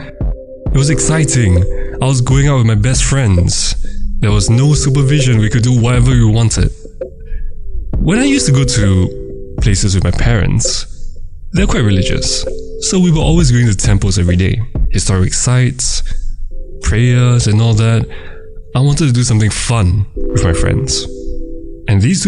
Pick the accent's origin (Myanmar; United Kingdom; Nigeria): Myanmar; moved away; Myanmar, my hometown